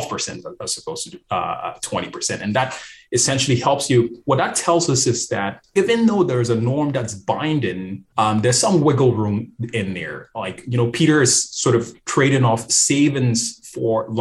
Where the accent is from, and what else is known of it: Ghana; moved away; also born or lived in New York City